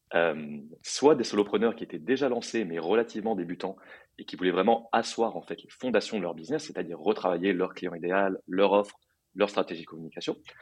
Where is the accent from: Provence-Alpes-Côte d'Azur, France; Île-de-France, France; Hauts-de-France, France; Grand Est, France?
Île-de-France, France; Paris; moved away as an adult; also born or lived in New York; j'ai grandi à Paris